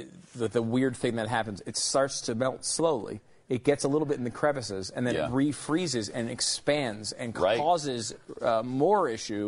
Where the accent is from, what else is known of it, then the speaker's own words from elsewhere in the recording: Connecticut, United States; also born or lived in New York / Pennsylvania; now in Texas, United States; I grew up in the Northeast, in these areas, in Connecticut mainly, and also New York, and lived in Pennsylvania as well in my life.